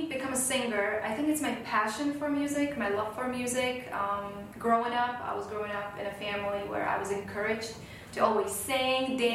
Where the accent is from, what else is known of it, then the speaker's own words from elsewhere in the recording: Slovakia; moved away as an adult; now in United States; I'm originally from Slovakia, which okay. is in the middle of Europe. It's a very small country.